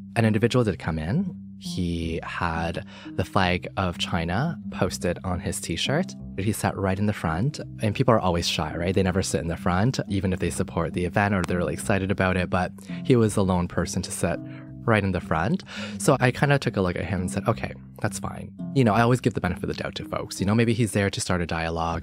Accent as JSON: {"language": "English", "town": "Toronto", "region": "Ontario", "country": "Canada", "tie": "born or raised there", "also_born_or_lived": "Hong Kong", "said": "I was born in Hong Kong, raised here in Toronto, and I grew up in Scarborough"}